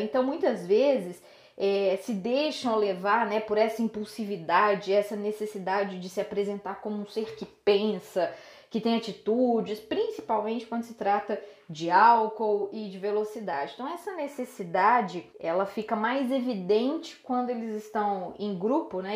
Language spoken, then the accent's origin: Portuguese; Belo Horizonte, Minas Gerais, Brazil; eu sou de Belo Horizonte